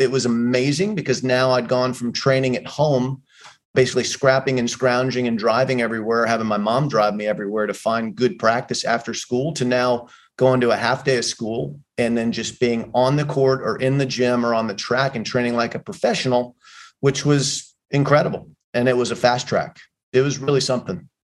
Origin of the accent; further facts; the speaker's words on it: Dade City, Florida, United States; moved away; I came from Dade City, Florida, which is a small town in Central Florida. Played Little League Baseball